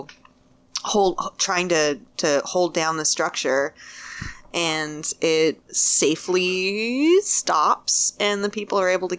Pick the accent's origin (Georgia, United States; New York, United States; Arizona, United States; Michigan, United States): Michigan, United States; I'm from Michigan